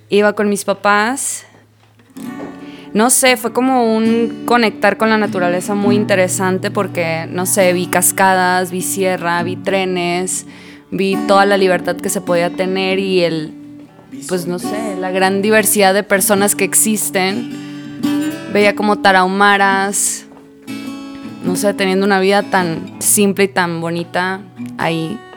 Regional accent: Sinaloa, Mexico; soy de Sinaloa

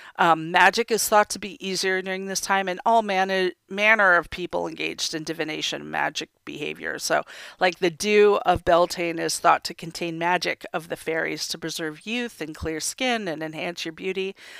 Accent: United States; I was born and raised in America.

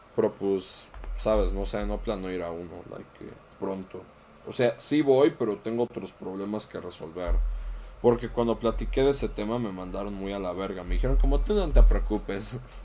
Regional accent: Mexico

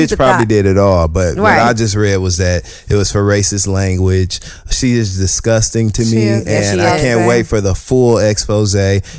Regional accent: Michigan, United States; now in New York City, United States; I'm from Michigan.

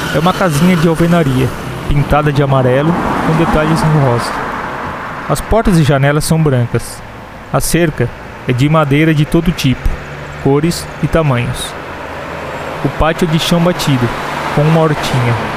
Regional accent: Santa Catarina, Brazil

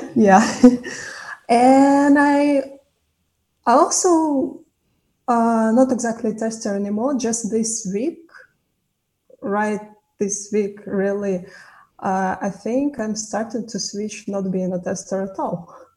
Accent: Kazakhstan; moved away as an adult; also born or lived in Tashkent; I'm initially from Kazakhstan

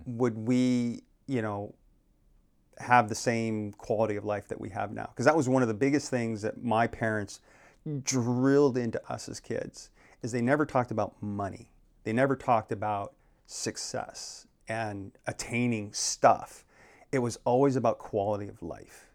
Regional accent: Phoenix, Arizona, United States; now in Maui, United States; I grew up in, uh, born and raised in Phoenix, Arizona

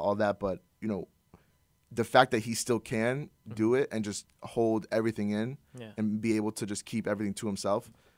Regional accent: Iran; I'm Iranian.

